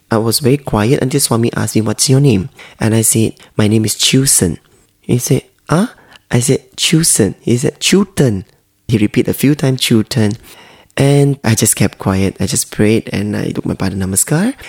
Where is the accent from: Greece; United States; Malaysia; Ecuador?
Malaysia; I'm Chinese from Malaysia